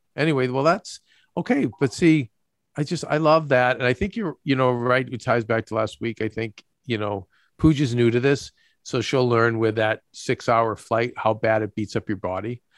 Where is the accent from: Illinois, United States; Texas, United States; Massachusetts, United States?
Massachusetts, United States; Boston; moved away; also born or lived in Los Angeles; We are equal distant from Boston, people we grew up with, and New York, where we do business